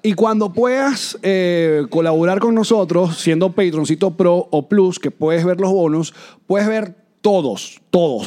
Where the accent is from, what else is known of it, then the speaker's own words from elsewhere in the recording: Venezuela; moved away; los venezolanos también andamos